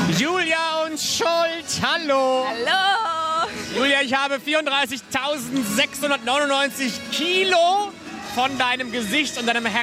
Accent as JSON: {"language": "German", "town": "Mannheim", "region": "Baden-Württemberg", "country": "Germany", "said": "ich bin aus Monnem. Mannheim, Waghäusel sind ja. Luftlinie so 30, 40 Kilometer."}